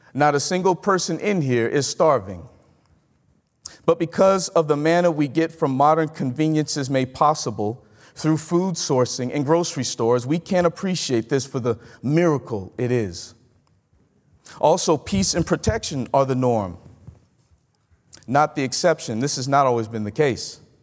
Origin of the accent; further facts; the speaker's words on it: Mississippi, United States; moved away as an adult; I'm from Mississippi.